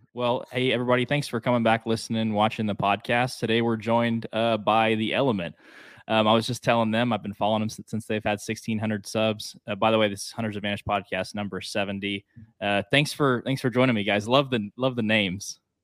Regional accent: northeast Oklahoma, United States; now in Fort Worth, United States; I'm from, like, northeast Oklahoma

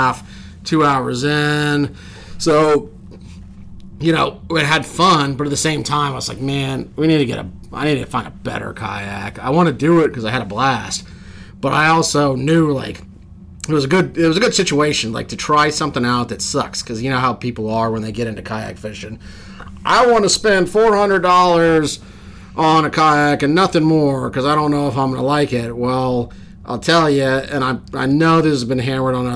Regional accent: Houston, Texas, United States; now in Western Pennsylvania, United States; originally from Houston, Texas. Did a lot of saltwater wade fishing when I was younger

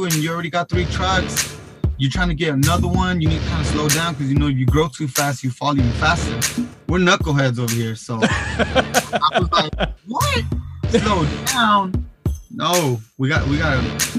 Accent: Long Beach, California, United States; I'm from Long Beach, California

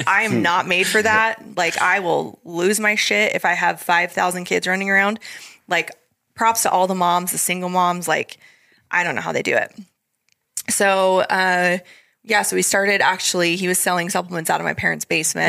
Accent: Idaho, United States; moved away as an adult; we come from Idaho

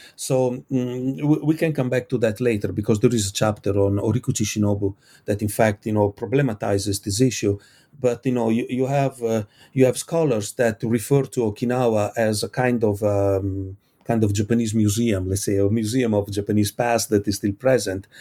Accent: Italy; I come from Italy.

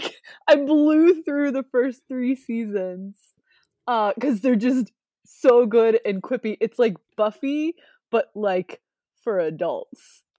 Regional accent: Ohio, United States; I grew up in Ohio, but I, I grew up twenty minutes away from the Pro Football Hall of Fame.

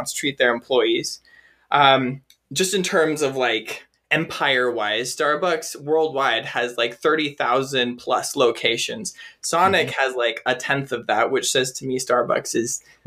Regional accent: Washington, United States; I am from Washington State

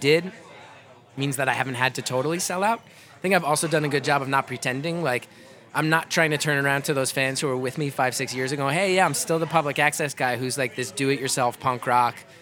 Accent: New Jersey, United States; growing up in Jersey

